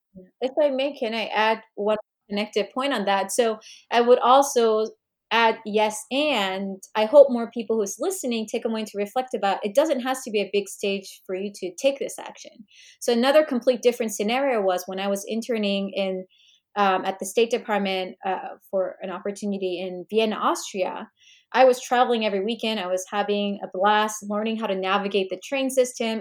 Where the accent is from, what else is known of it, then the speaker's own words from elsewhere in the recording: South Korea; also born or lived in Fairfax, Virginia, United States; now in Washington DC, United States; we moved when I was young, and I grew up, uh, earlier part of my childhood also in Korea.